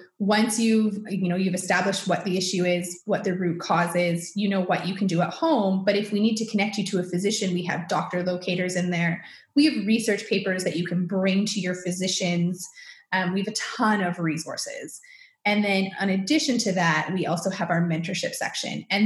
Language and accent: English; Canada; I'm Canadian.